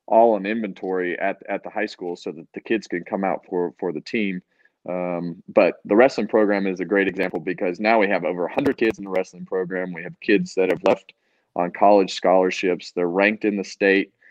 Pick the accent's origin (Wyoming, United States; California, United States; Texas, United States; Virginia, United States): California, United States; Bakersfield; moved away; my hometown in Bakersfield